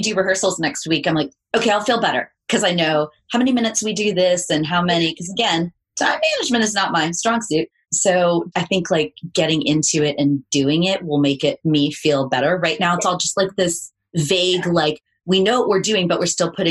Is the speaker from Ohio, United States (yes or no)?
yes; Cincinnati, Ohio, United States; also born or lived in Buffalo; I'm from Cincinnati.